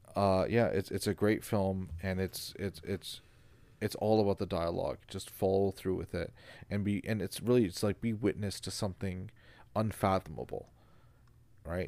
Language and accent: English; Canada; I'm Canadian.